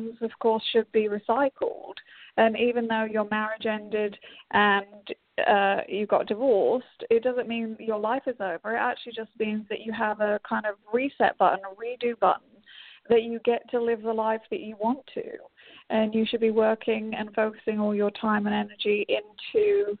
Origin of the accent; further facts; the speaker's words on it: England, United Kingdom; moved away; I'm English, so I get to take my company back to my homeland, kind